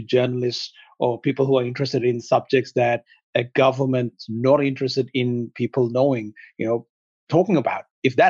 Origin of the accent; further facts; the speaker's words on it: Sri Lanka; English is a second language; now in West; See, I come from Sri Lanka originally, and I was born during a civil war, and I witnessed what a real civil war is